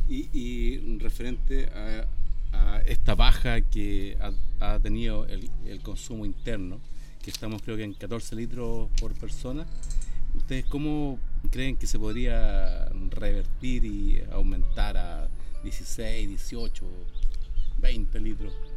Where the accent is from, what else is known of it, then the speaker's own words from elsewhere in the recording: Chile; yo soy de Chile